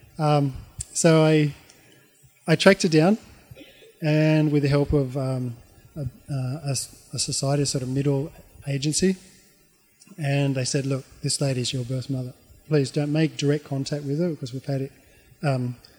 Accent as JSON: {"language": "English", "country": "Australia", "tie": "born or raised there", "also_born_or_lived": "Auckland, New Zealand / Japan / Tanzania", "moved": "as an adult", "lives_now": "New Zealand", "said": "when I was growing up in Australia"}